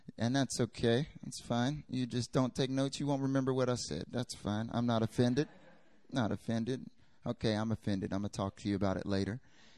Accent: North Carolina, United States; moved away as an adult; also born or lived in South Korea; I'm from America, North Carolina, born and raised.

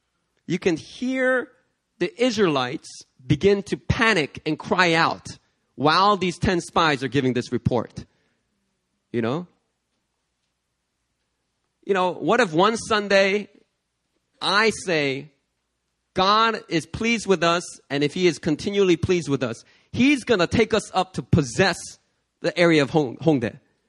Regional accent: New York City, New York, United States; because I came from New York City.

